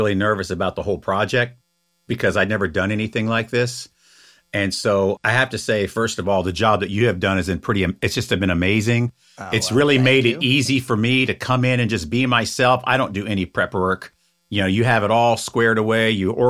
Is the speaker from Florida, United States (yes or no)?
yes; Florida, United States; I do. I was born and raised in Florida. I love it.